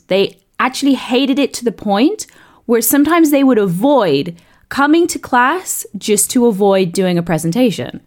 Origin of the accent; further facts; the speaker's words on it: South East England, United Kingdom; accent: southeast English; I grew up in the south of, east of England